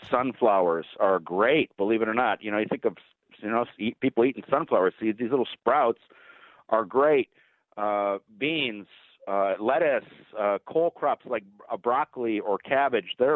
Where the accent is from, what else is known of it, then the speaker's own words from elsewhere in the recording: near Cleveland, Ohio, United States; moved away; I grew up near Cleveland